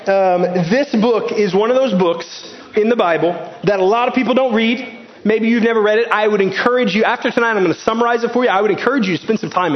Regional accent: Garland, Texas, United States; As an American, I grew up in Garland, Texas

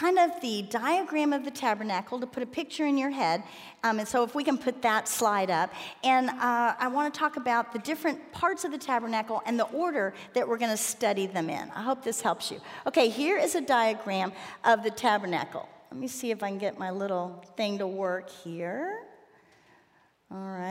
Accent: Miami, Florida, United States; I grew up in Miami

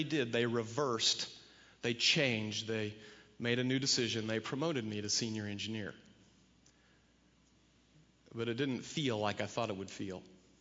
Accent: Kansas, United States; moved away; I was from Kansas

